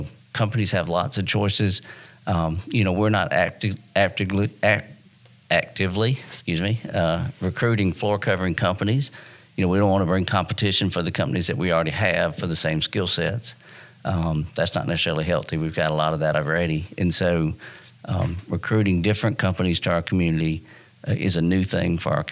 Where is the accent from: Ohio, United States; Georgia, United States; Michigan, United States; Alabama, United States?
Georgia, United States; Dalton; I'm part of moving my hometown forward